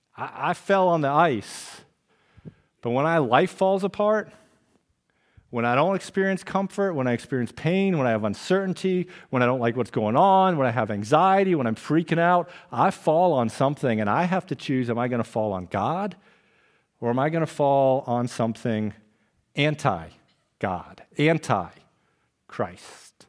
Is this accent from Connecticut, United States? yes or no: yes; Trumbull, Connecticut, United States; when I was a younger lad, growing up on October Lane in Trumbull, Connecticut